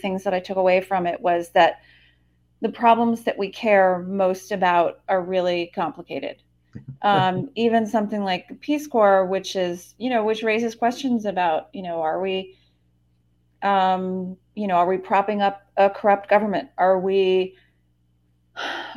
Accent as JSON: {"language": "English", "region": "Western Massachusetts", "country": "United States", "also_born_or_lived": "New Hampshire / Southern Spain", "said": "I'm originally from the East Coast. I'm from Western Massachusetts."}